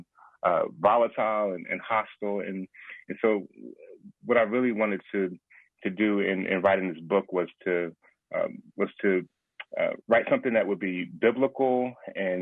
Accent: Philadelphia, Pennsylvania, United States; I'm born and raised in Philadelphia, PA

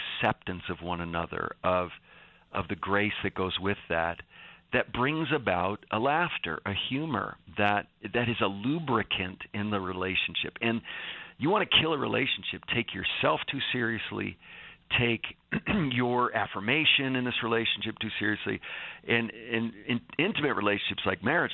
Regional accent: Northeast, United States; I'm from the Northeast, which is known for its sarcastic humor

